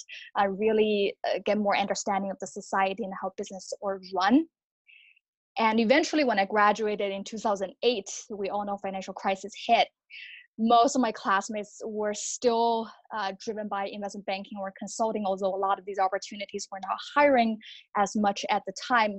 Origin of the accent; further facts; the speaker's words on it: China; moved away as an adult; now in New York City, United States; I grew up in China, so I finished high school up until I'm 18.